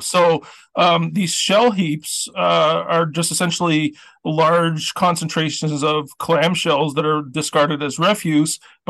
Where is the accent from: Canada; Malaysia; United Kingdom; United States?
Canada; Eastern Canada, the Maritimes; moved away; also born or lived in Toronto; I was born and raised in Eastern Canada in the Maritimes